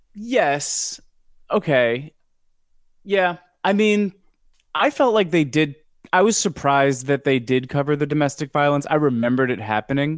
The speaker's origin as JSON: {"language": "English", "region": "New York", "country": "United States", "said": "I'm from New York"}